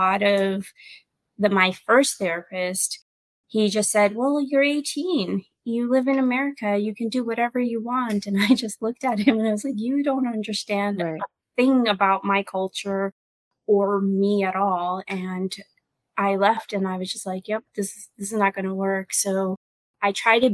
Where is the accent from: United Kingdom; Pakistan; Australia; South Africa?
Pakistan; now in United States; in my culture, I was born in Pakistan. I came here.